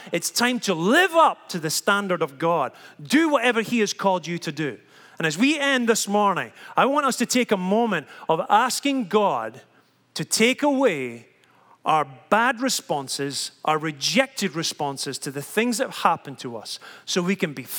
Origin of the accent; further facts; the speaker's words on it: Scotland, United Kingdom; I've been so proud that I'm Scottish. Look at the way I am. Look at what I've come from. Look at the way I talk.